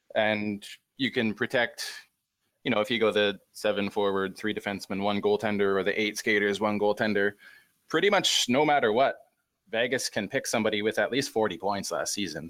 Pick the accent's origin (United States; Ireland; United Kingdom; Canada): Canada; Great Plains of Western Canada; I'm from the Great Plains of Western Canada.